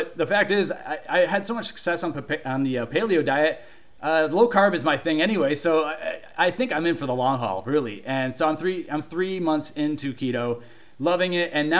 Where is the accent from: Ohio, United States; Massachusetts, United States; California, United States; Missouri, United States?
Ohio, United States; Cleveland; I grew up in Cleveland, Ohio